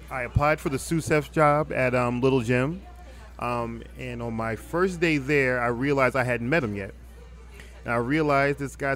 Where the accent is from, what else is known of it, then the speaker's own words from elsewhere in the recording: Philadelphia, Pennsylvania, United States; also born or lived in Biloxi, United States / Jackson, United States; I'm from Philadelphia, Pennsylvania originally. All right. Um, my father was in the Air Force. I've lived all over the country. I went to um, high school in Biloxi. I went to college at Jackson State University in Jackson